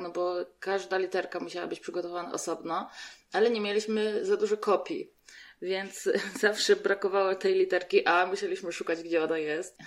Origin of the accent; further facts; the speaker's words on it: Radymno, Subcarpathian Voivodeship, Poland; now in Łódź, Poland; bo ja z Łodzi nie jestem. Ja pochodzę z Podkarpacia, z Radymna